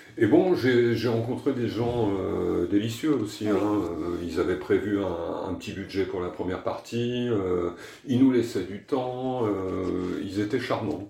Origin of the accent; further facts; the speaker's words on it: France; je suis français, que j'habite en France